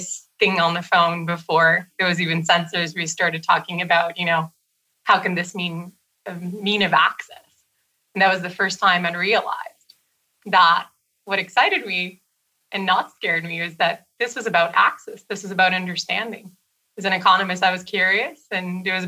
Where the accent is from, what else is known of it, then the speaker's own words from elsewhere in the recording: Brazil; moved away; I'm from Brazil originally.